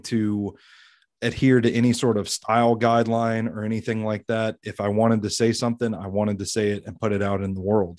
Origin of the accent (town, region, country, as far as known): Tennessee, United States; born or raised there